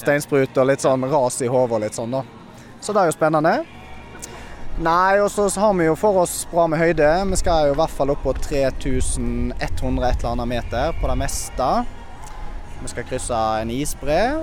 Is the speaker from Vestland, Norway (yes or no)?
yes; Bømlo, Vestland, Norway; Jeg er fra Bømlo